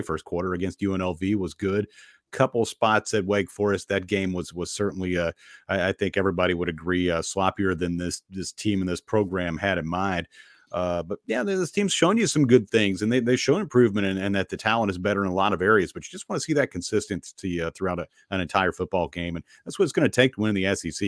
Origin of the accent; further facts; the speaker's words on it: Bowling Green, Kentucky, United States; now in Nashville, United States; my hometown in, in Bowling Green